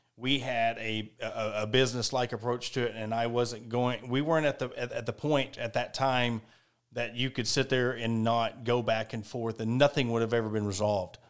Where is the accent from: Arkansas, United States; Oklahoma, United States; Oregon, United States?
Arkansas, United States; Ozark; born and raised in Ozark, I'm an Ozark guy.